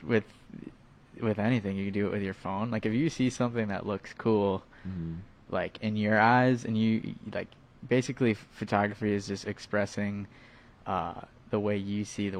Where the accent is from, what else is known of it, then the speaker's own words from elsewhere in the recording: Appleton, Wisconsin, United States; also born or lived in Milwaukee; I'm from Appleton. I went to school in Milwaukee